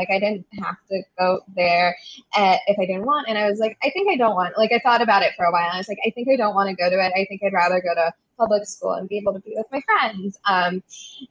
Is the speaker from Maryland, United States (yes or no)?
yes; Maryland, United States; we're from Maryland